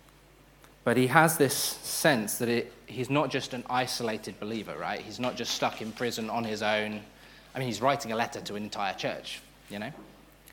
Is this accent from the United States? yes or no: no; United Kingdom; also born or lived in Hatfield; We're British.